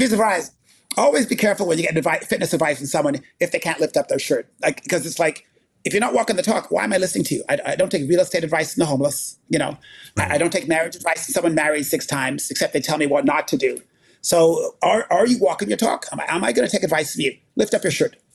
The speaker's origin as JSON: {"language": "English", "town": "Winnipeg", "region": "Manitoba", "country": "Canada", "tie": "born or raised there", "said": "I grew up in Winnipeg, Manitoba"}